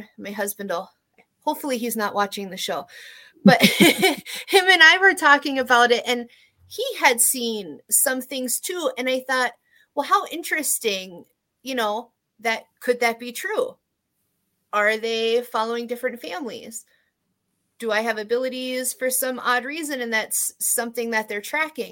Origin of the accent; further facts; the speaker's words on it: East Coast, United States; I'm from the East Coast